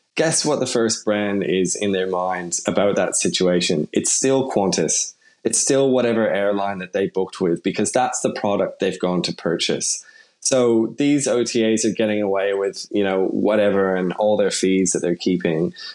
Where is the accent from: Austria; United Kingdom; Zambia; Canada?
Canada; now in Sydney, Australia; I'm obviously Canadian and grew up there